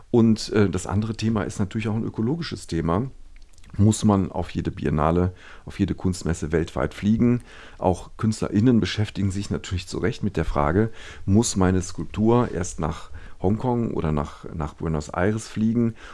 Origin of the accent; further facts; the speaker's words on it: Düsseldorf, North Rhine-Westphalia, Germany; Ich bin ja in Düsseldorf geboren und aufgewachsen, zur Schule gegangen